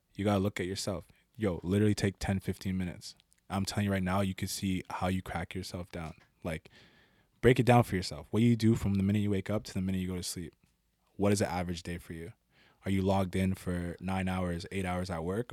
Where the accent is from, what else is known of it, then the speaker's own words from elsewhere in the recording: Ottawa, Ontario, Canada; I was born in Ottawa, Ontario. Um, a lot of the time I spent in the East End, eh, around Blair.